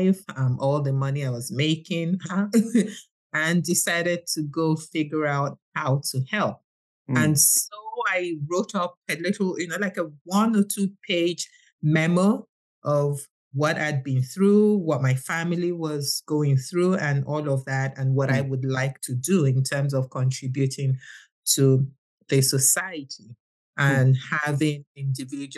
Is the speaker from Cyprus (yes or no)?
no; Nigeria; I'm from Nigeria and I have a daughter who's got autism